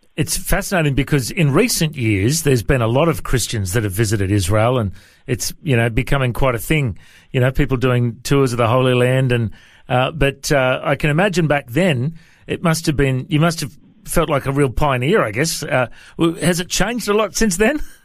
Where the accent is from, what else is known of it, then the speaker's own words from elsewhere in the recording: Coffs Harbour, New South Wales, Australia; I was uh, born and raised in uh, in Coffs Harbour in New South Wales